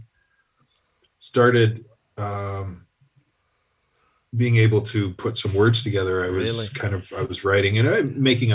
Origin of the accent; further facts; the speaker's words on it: Sault Ste. Marie, Ontario, Canada; I grew up in Sault Ste. Marie, where I still live